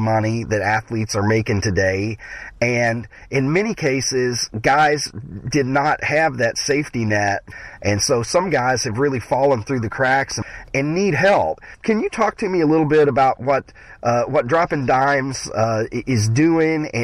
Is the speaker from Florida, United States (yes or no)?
no; Kentucky, United States; moved away; I'm from Kentucky